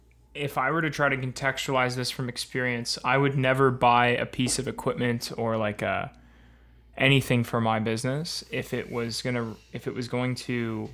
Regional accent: Etobicoke, Ontario, Canada; Hey, guys. I'm from Etobicoke, Ontario.

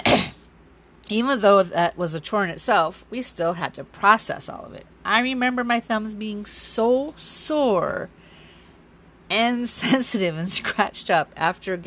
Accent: Wisconsin, United States; also born or lived in Alaska; 9 months later, I was born in Alaska. When I was 6 months old, we returned to Wisconsin

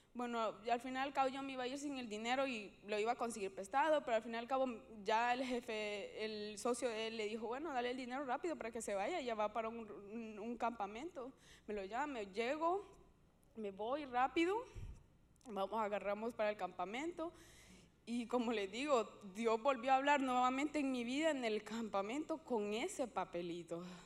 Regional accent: Honduras; yo soy hondureña

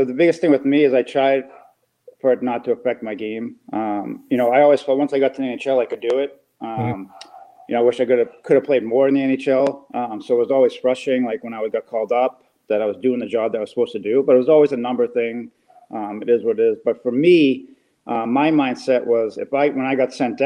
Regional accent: Boston, Massachusetts, United States; I'm from Boston

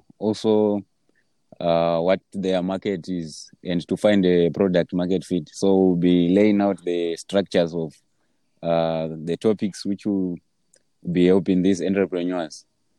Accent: Zimbabwe; I'm from Zimbabwe.

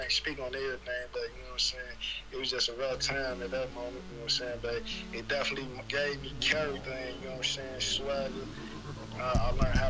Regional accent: Chicago, Illinois, United States; growing up, I'm from the west side of Chicago, you feel me, 290 Avenue. I'm from the North Mondale community

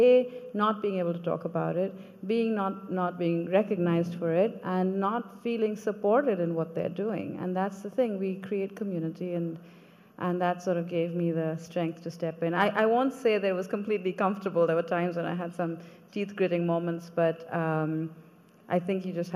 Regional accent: Kolkata, West Bengal, India; moved away as an adult; I grew up in Calcutta as the youngest of three girls

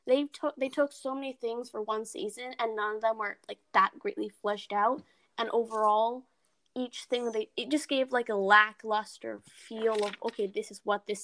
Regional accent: India; I see, as an Indian, again, I see the truth in what you're saying.

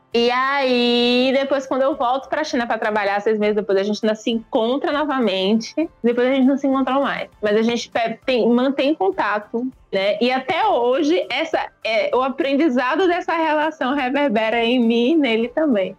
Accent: Bahia, Brazil; Eu sou baiana

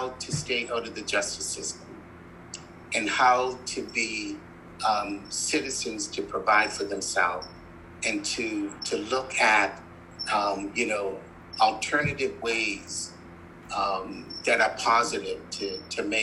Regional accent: North Preston, Nova Scotia, Canada; I'm from North Preston

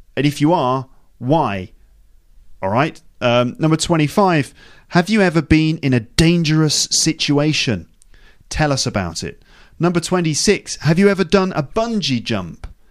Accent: England, United Kingdom; I'm too white, I'm too English

